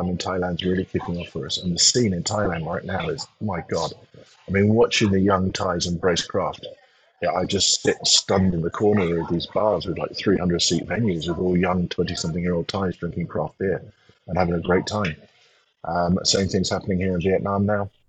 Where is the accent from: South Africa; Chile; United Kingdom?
United Kingdom; England; moved away as an adult; also born or lived in Taiwan / United States; as an Englishman moving to America